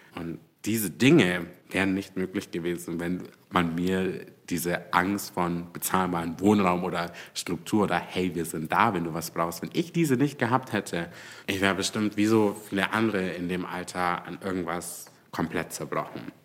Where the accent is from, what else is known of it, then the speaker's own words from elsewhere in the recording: Augsburg, Bavaria, Germany; als gebürtiger Augsburger war die Fuggerei das Standardbesuchsziel für Wandertage